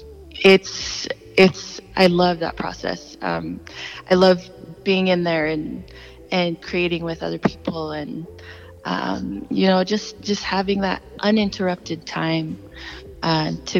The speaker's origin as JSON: {"language": "English", "town": "Salt Lake City", "region": "Utah", "country": "United States", "tie": "born or raised there", "also_born_or_lived": "Los Angeles", "said": "I definitely am proud to represent my hometown"}